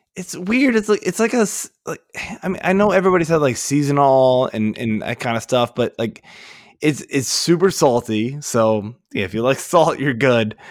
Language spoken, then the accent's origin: English; Burke, Virginia, United States; moved away as an adult; now in Maryland, United States; like Fairfax, Burke, Virginia is where I grew up